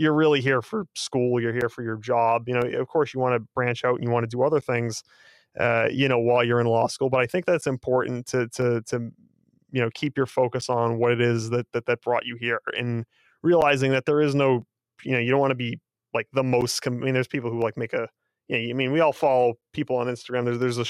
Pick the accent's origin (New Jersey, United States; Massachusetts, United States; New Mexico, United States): Massachusetts, United States; Boston; we're two guys from Boston